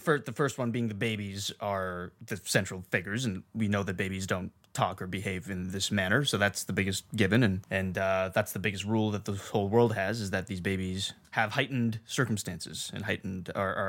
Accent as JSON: {"language": "English", "town": "Mumbai", "region": "Maharashtra", "country": "India", "tie": "born or raised there", "moved": "yes", "said": "when I was born and living in Mumbai"}